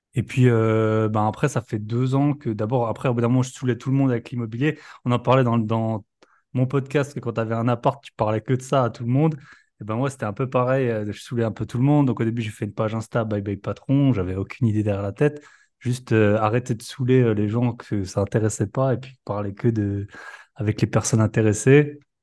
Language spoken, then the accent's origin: French; Alsace, Grand Est, France; moved away as an adult; Je suis alsacien aussi